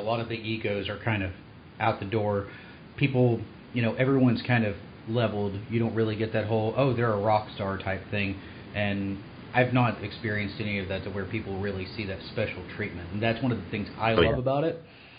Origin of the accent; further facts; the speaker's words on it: Knoxville, Tennessee, United States; moved away; I'm originally from the Knoxville, Tennessee area, so I went to BSides Knoxville. Now that I'm moving back to the Knoxville area